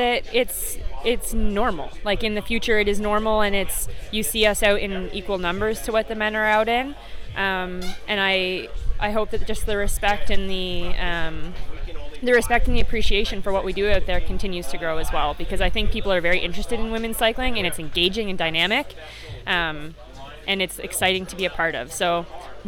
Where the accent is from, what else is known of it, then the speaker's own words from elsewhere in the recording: Canada; I'm Canadian. Yeah, we live there.